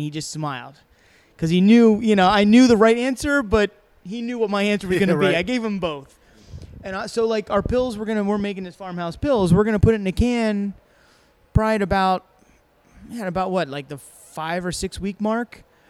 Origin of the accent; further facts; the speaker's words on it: South Africa; He's I'm from South Africa.